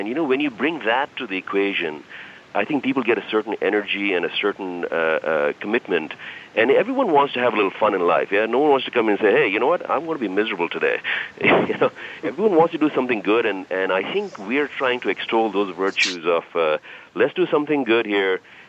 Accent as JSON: {"language": "English", "town": "Washington", "region": "District of Columbia", "country": "United States", "said": "Now, I'm from the D.C., and I'm from Washington, D.C., so I'm a typical go-getter kind of guy in federal government."}